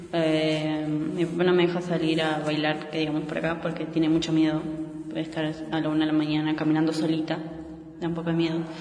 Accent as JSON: {"language": "Spanish", "region": "Mendoza", "country": "Argentina", "tie": "born or raised there", "said": "Mi mamá es boliviana. Mi papá es argentino y yo nací acá. Mi hermano también. Bueno, en Mendoza nacimos los dos"}